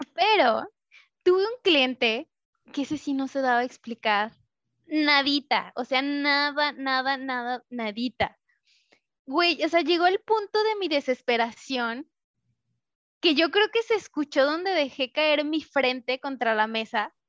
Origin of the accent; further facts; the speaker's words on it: Mexico; moved away; tengo que regresar a México